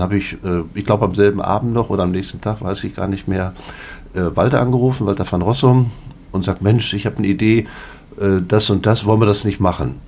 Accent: Paderborn, North Rhine-Westphalia, Germany; Ich komme hier aus Paderborn

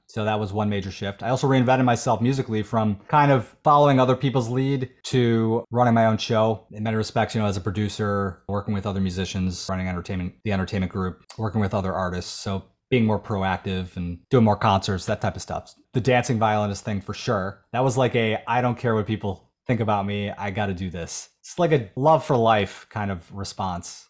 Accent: Buffalo, New York, United States; For the first nineteen years of my life growing up in Buffalo, Williamsville, suburb of Buffalo

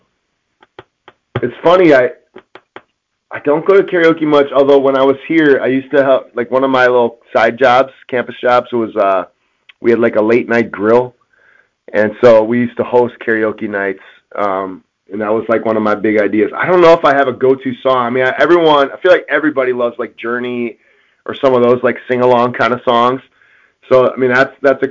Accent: Wisconsin, United States; moved away; I'm from Wisconsin

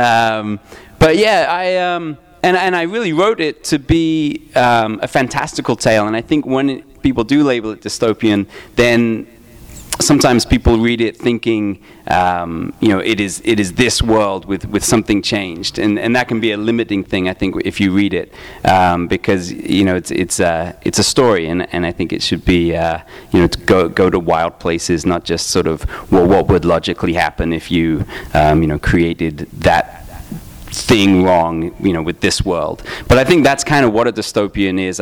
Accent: England, United Kingdom; I grew up in England, and I used to get, I used to buy 2000 AD with my pocket money

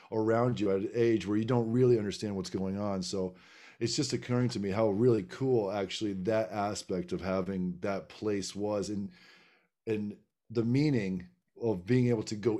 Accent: Plattsburgh, New York, United States; growing up in Plattsburgh

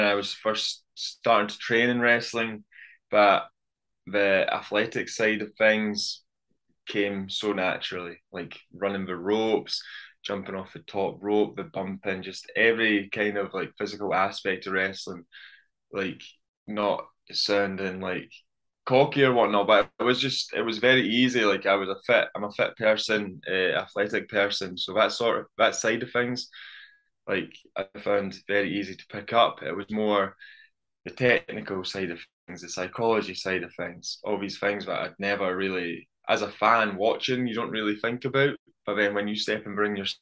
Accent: Scotland, United Kingdom; born or raised there

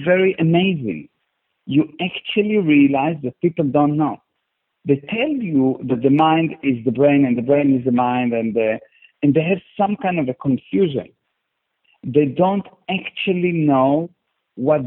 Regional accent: Israel; now in Cape Town, South Africa; I was born in Israel in a very, very, very small city next to the border

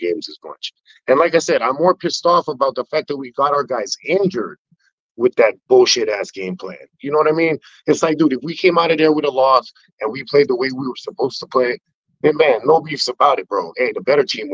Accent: Hawaii, United States; now in Las Vegas, United States; I'm from Hawaii

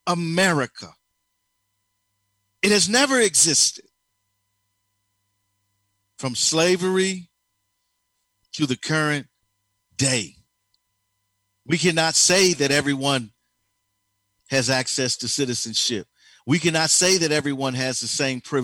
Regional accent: United States; I was born here. I'm an American

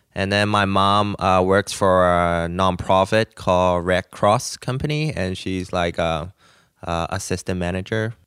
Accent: Hong Kong; moved away as an adult; also born or lived in Nashville / Los Angeles; now in United States; I'm originally from Hong Kong. I came to the United States like seven years ago

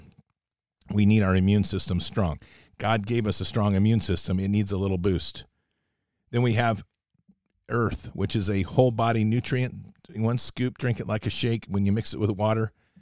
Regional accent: United States; as Americans

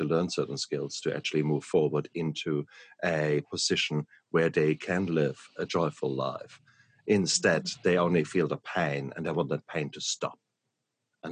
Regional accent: Germany; moved away; I come from Germany, next door to the Netherlands

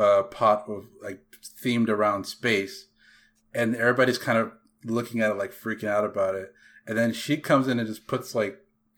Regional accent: the South, United States; when you're from the South like us

